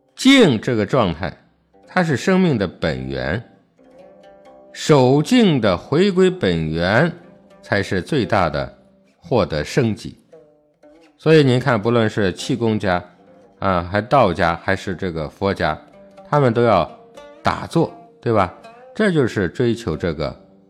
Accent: China; 身为中国人

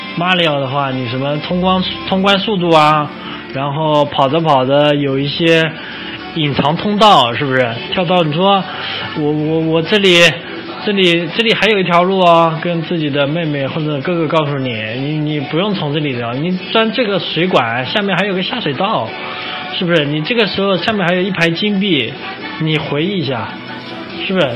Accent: China; 我们作为一个中国人

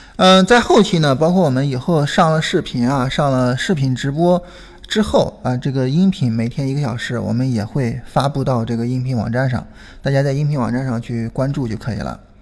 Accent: Shandong, China; now in Beijing, China; 我是山东的

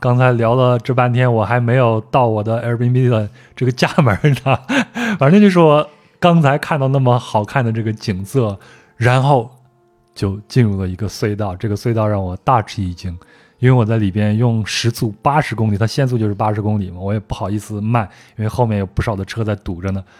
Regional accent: France; Chinese is a second language; 你像我们法国人来这儿都是去户外运动，攀个岩呀、溯个溪啊、徒个步啊啥的。

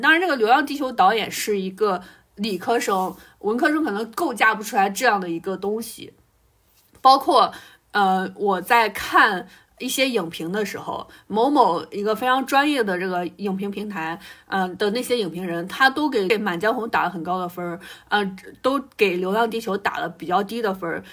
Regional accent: China; 我们中国人

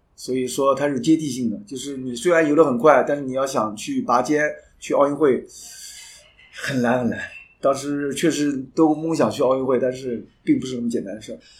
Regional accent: Jiangsu, China; moved away as an adult; now in Germany; 因为毕竟我在体育学，从小在大，一岁就在体育学，在待了二十几年

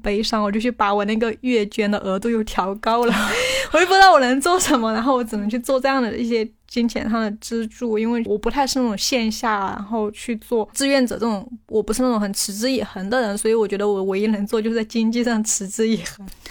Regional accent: Guizhou, China; accent: southern; moved away; 我们贵州那边冬天嘛，冷的嘛，雨又很多，本来家里面很穷，还没有多少可以换的呀， 又是住校嘛

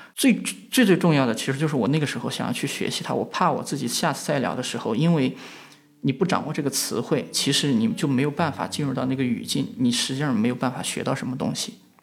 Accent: western China, China; moved away as an adult; now in Beijing, China; 我是一个从西部来的小镇青年

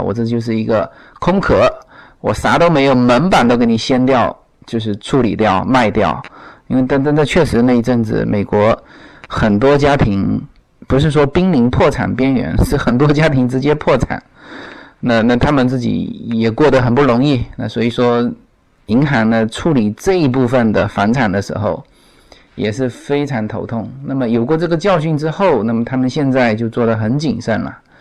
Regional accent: China; now in United States; 对于我们中国人来说

